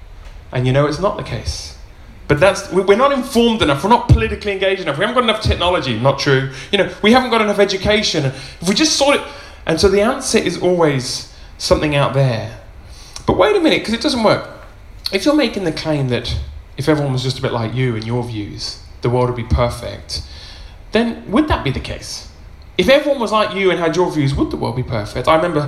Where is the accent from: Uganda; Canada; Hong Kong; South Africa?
Uganda; I was raised in Uganda, and now I can see how evil the world was. It was Idi Amin time. My parents were missionary doctors out in rural Uganda